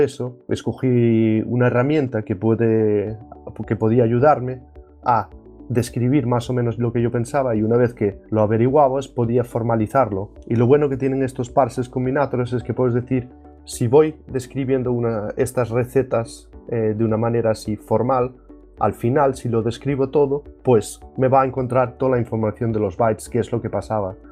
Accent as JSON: {"language": "Spanish", "town": "Ferrol", "region": "Galicia", "country": "Spain", "moved": "yes", "lives_now": "Denmark", "said": "soy gallego, más bien, o más concretamente de Ferrol"}